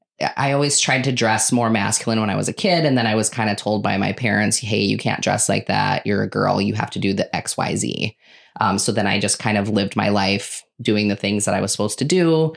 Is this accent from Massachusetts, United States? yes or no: no; Connecticut, United States; now in Hartford, United States; I grew up kind of all over, but I graduated high school from Wabe.